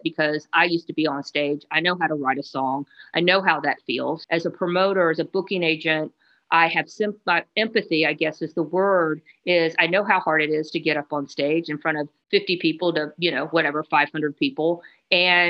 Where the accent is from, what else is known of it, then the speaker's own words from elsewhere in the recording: Atlanta, Georgia, United States; now in Athens, United States; I'm from Atlanta